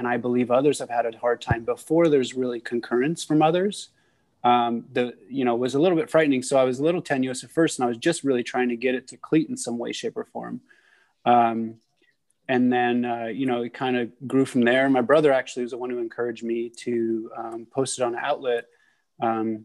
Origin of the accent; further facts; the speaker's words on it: San Francisco, California, United States; also born or lived in Maryland; I grew up in San Francisco, had a full city kid life